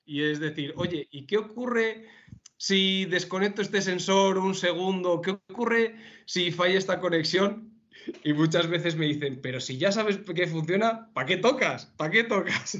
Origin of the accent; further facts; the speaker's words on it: León, Castile and León, Spain; now in Madrid, Spain; soy de León y tengo un gran apego por, mi tierra y por mi familia